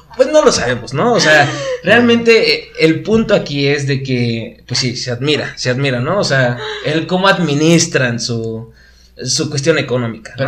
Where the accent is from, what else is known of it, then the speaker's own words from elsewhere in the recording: Querétaro, Mexico; tuve la fortuna de, todavía estar en, mi ciudad natal. Aquí estudié, en Querétaro